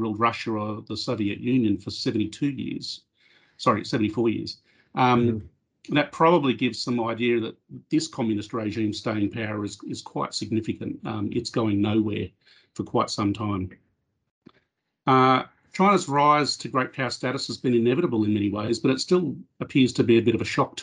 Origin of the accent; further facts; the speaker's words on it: Australia; I guess as an Australian